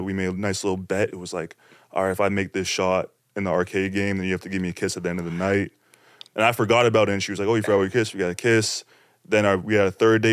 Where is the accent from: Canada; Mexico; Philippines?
Canada; Toronto, Ontario; in my hometown Toronto, Scarborough, this place called the Bluffs